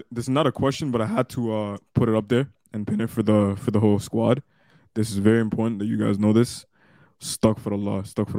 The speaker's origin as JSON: {"language": "English", "town": "Dhaka", "region": "Dhaka Division", "country": "Bangladesh", "said": "Talking about me, I'm from Bangladesh. I'm from Dhaka."}